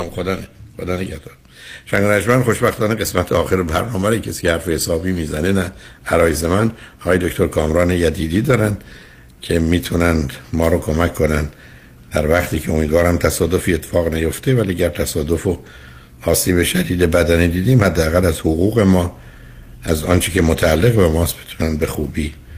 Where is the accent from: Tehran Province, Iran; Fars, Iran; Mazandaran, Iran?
Fars, Iran; Shiraz; تو دبستان در شیراز